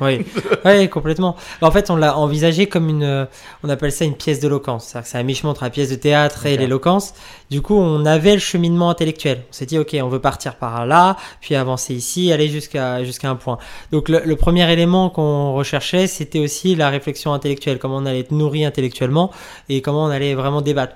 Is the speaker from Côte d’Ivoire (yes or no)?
no; Nantes, Pays de la Loire, France; moved away as an adult; now in Paris, France; je suis de, de Nantes, de l'Ouest euh, au départ